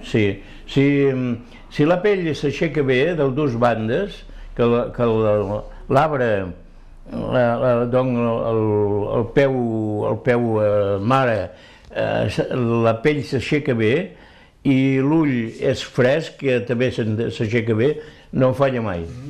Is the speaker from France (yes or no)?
yes; Ortaffa, Occitania, France; moved away as an adult; now in Elne, France; Soc d'Hortafà